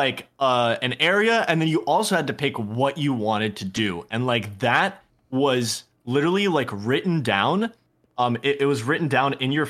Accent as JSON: {"language": "English", "country": "Poland", "tie": "born there", "said": "So I was born in Poland, and I've gone back there many summers. I also speak Polish fluently, and cool. I speak it at home."}